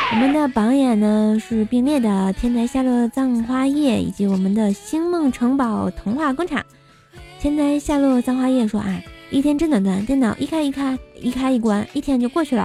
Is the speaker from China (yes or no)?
yes; China; 作为一个中国人